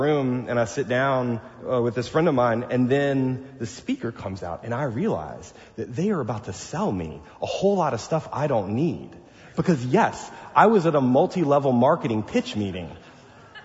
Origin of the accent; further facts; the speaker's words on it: the South, United States; I'm from the South